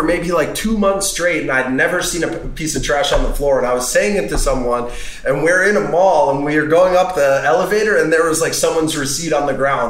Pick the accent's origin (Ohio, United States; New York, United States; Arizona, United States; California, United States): New York, United States; And I'm from New York.